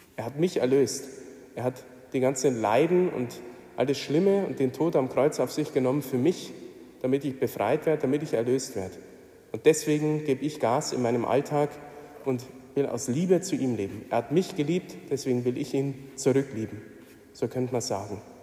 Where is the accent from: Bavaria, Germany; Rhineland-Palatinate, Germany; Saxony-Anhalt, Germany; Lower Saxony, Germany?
Bavaria, Germany; Mindelstetten; Ich komme aus der Nähe von Regensburg und ich habe einige Jahre leben dürfen in meiner Jugend, so die prägende Zeit, Kindergarten und Grundschule in Mindelstetten.